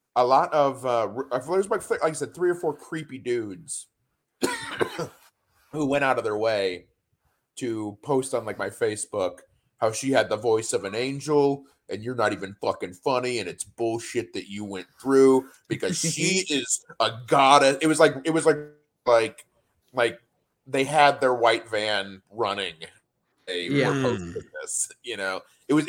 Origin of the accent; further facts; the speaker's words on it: DeMotte, Indiana, United States; moved away; in my hometown of DeMott, Indiana.